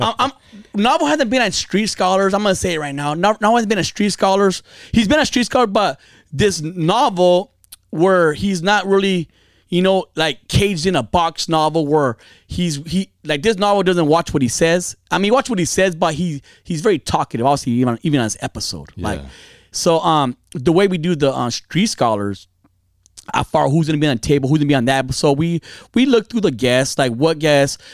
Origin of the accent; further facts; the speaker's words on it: Fontana, California, United States; I grew up in Fontana, Inland Empire, San Bernardino County